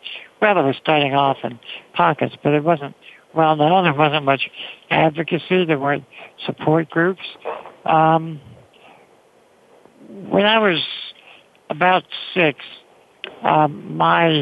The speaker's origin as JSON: {"language": "English", "region": "New York", "country": "United States", "tie": "born or raised there", "said": "I grew up in New York"}